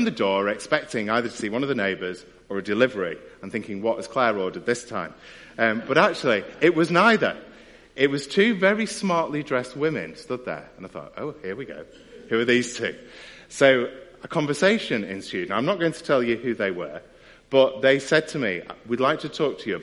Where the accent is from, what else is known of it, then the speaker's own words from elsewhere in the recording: United Kingdom; as British people